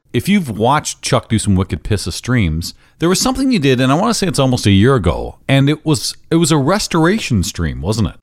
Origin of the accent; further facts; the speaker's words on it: London, Ontario, Canada; London, Ontario, where I have uh, a lot of interest in, in pinball and, and, it's my hometown